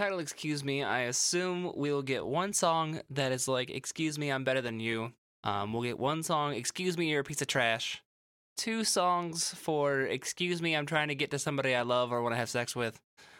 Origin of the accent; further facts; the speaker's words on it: Midwest, United States; I'm from the Midwest